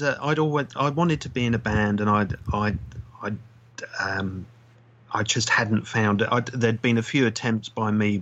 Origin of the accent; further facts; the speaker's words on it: London, United Kingdom; now in Brighton, United Kingdom; I come from North London originally